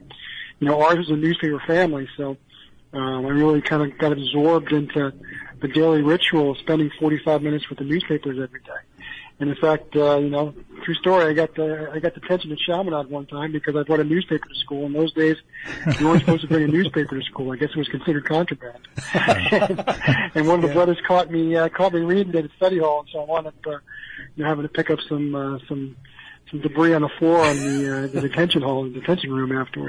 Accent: Long Island, New York, United States; growing up on Long Island

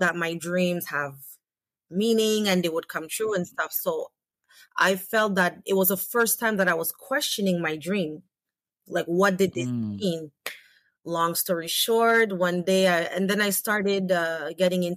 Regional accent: St. Vincent & Grenadines; now in Canada; I'm from the Caribbean island, St. Vincent

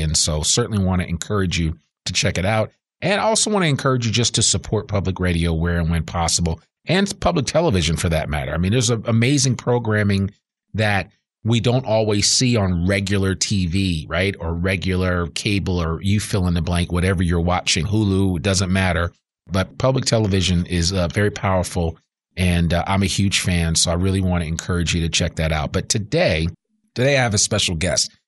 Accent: outside of New York City, United States; now in Northwest Arkansas, United States; growing up outside of New York City

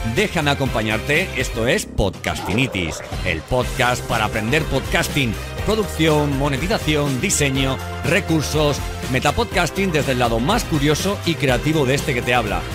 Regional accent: Elche, Valencian Community, Spain; now in Seville, Spain; aunque vivo en Sevilla, soy, vamos, soy de Elche, soy, soy alicantino

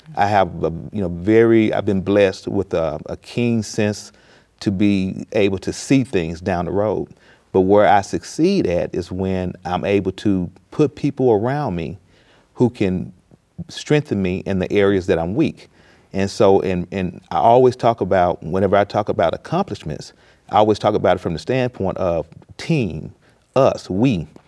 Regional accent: Mississippi, United States; I grew up in a rural Mississippi town

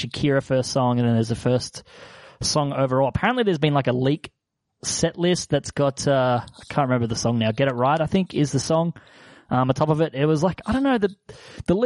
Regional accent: Sydney, New South Wales, Australia; I'm a boy from Southwest Sydney.

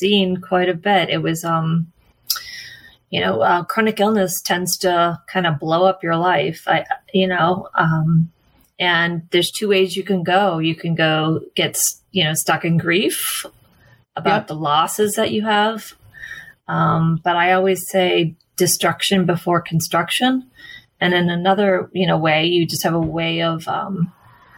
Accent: Massachusetts, United States; moved away; I grew up in Massachusetts.

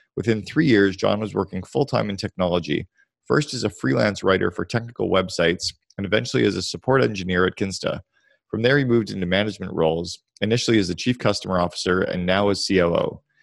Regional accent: Canada; now in United States; I'm Canadian, but live in the U S

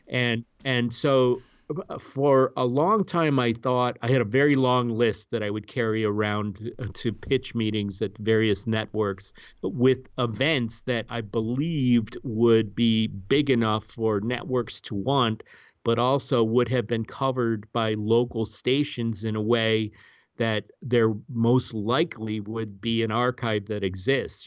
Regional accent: Cleveland, Ohio, United States; moved away as an adult; also born or lived in Washington, D.C. / Southern California; I grew up in Cleveland, Ohio

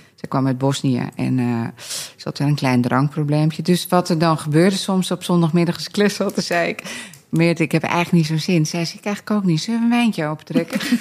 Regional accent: Scherpenzeel, Gelderland, Netherlands; wij komen uit het midden van het land, Arnoek uit Barneveld, ik uit Schaarpenzeel.

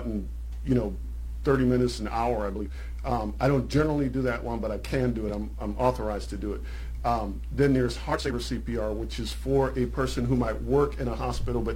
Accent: Charleston, South Carolina, United States; in my hometown, there's something called the Charleston Nine

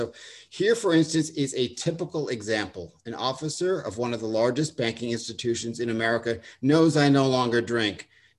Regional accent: Long Island, New York, United States; accent: Long Island; also born or lived in Delaware; Now, I grew up on Long Island, and I grew up with a Long Island accent, and I went to college in Delaware, and they beat the Long Island out of me

